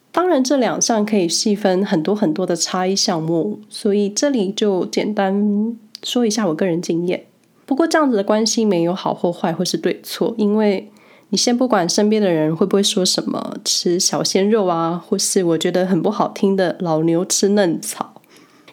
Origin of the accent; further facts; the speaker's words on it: Taiwan; moved away as an adult; also born or lived in Hsinchu, Taiwan / Taipei, Taiwan; now in Switzerland; 我一直就是在台湾走跳，最远的班加距离了不起就是新竹到台北，然后直接从台湾搬到瑞士